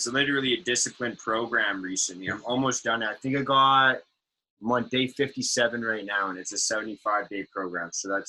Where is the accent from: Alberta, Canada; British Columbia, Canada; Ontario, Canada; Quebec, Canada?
British Columbia, Canada; Richmond; I loved growing up in Richmond, man. Growing up in Richmond was so sick.